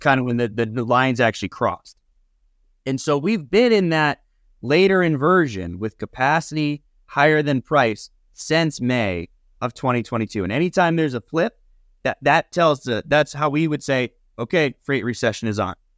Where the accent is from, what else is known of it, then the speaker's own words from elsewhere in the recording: Nevada, United States; moved away; where I grew up in Nevada